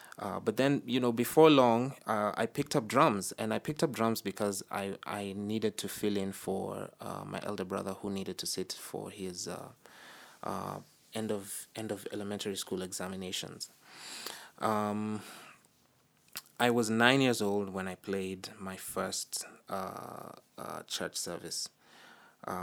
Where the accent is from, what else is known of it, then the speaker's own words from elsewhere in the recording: Nairobi, Kenya; I'm originally of Ugandan descent. I was born and raised in Nairobi, Kenya, which is where I spent most of my life.